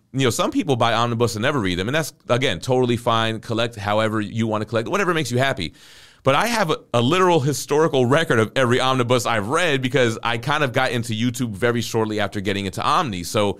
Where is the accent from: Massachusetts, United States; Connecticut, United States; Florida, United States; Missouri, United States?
Florida, United States; I'm from South Florida, and Trick Daddy's got a song called Nan